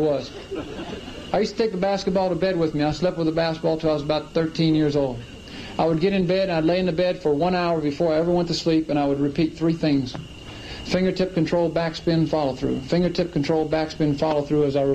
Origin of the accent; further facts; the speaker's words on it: Clemson, South Carolina, United States; I grew up in Clemson, South Carolina